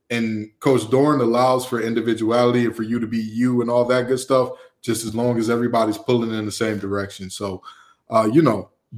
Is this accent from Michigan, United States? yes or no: yes; Detroit, Michigan, United States; now in Raleigh, United States; you know, you're a Brooklyn guy, I'm a Detroiter. We know hard work.